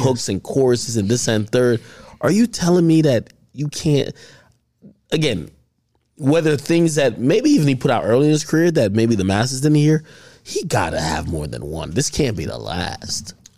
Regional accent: Jamaica; I'm Jamaican

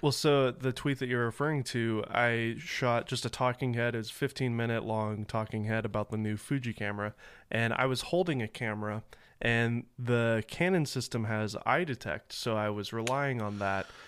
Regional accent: Nashville, Tennessee, United States; moved away; And we're both Southern boys. I'm from Nashville

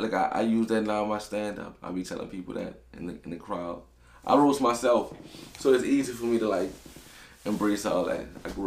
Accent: New Orleans, Louisiana, United States; growing up in New Orleans

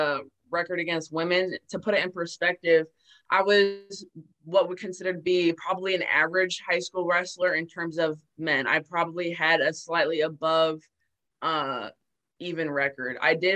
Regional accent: Maryland, United States; I was born and raised in Maryland

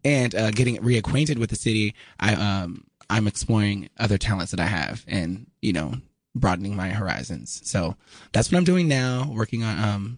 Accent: Xenia, Ohio, United States; moved away as an adult; also born or lived in Nashville, Tennessee / Dayton, Ohio / New York; Yes, as you said, I'm originally from Ohio. Xenia is where I grew up. I was born in Nashville, Tennessee, moved to Ohio, Dayton, Xenia, and I moved to New York when I was 18 to study musical theater at AMDA.

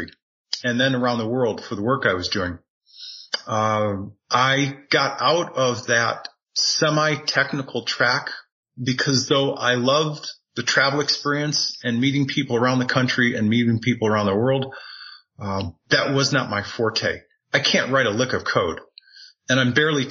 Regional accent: New England, United States; moved away as an adult; also born or lived in Tucson, Arizona; now in Sedona, United States; born and raised in New England

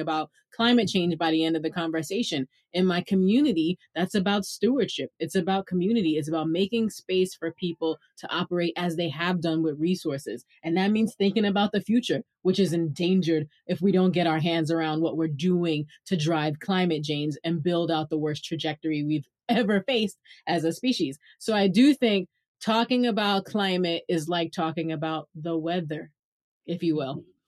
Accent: New York City, New York, United States; accent: Brooklyn; Tell people I'm from Brooklyn

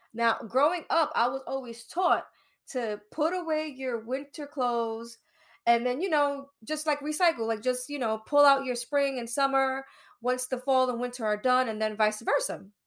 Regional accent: New York City, New York, United States; I'm born and raised in Brooklyn, East New York

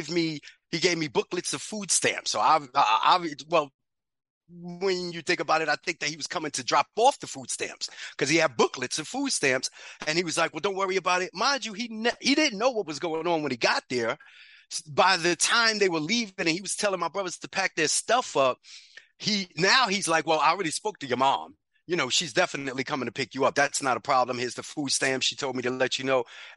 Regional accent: New York City, New York, United States; also born or lived in Bronx, New York; I grew up in Harlem, New York. Grant Projects

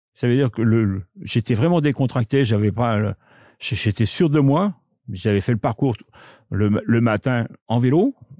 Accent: France; chez nous en France

